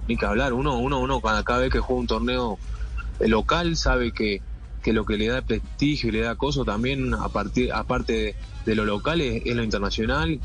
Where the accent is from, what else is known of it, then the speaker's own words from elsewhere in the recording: Uruguay; como uruguayo